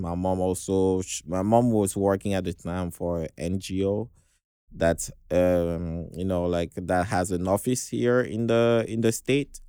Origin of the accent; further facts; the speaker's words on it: Dakar, Senegal; I was born in Senegal, uh, Western Africa, uh, in Dakar, the capital.